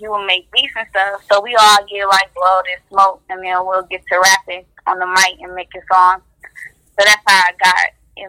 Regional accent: Detroit, Michigan, United States; Detroit, East Side, born and raised.

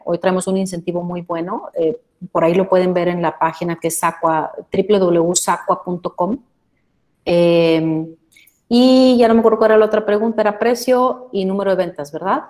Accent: Mexico

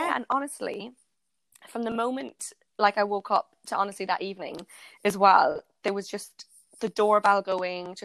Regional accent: Ireland; now in London, United Kingdom; I went back to my hometown in Ireland

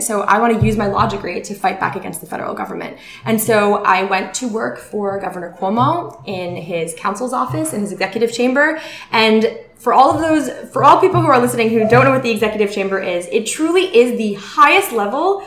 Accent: Pelham, New York, United States; also born or lived in Mount Vernon, New York / Riverdale, Bronx; I was born in Mount Vernon and I was raised in Pelham

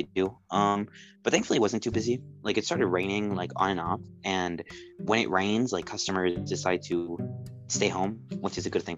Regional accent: Venezuela; accent: Venezuelan; now in United States; I was born in Venezuela

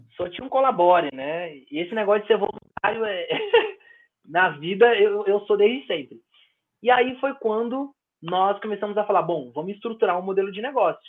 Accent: São Paulo, Brazil; nas nossas quebradas, no Jardim Brasil, onde eu cresci

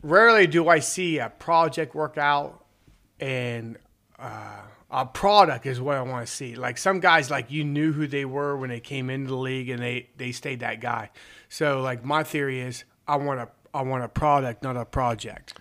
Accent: Southeastern Ohio, United States; I am from Southeastern Ohio

